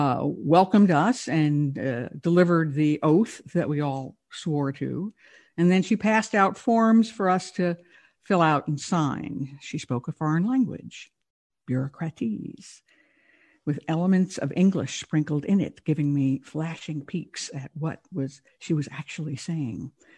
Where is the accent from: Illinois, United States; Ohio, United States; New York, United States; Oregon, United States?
New York, United States; I'm from New York.